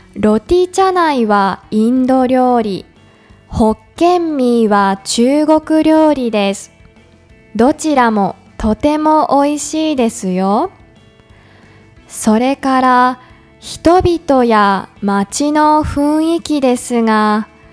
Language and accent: Japanese; Yamagata, Japan; also born or lived in Tokyo; now in Kuala Lumpur, Malaysia; ふるさとの山形